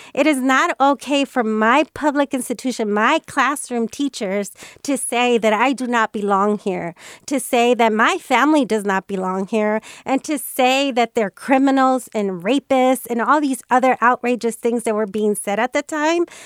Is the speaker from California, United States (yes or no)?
yes; Bay Area, California, United States; growing up in the Bay Area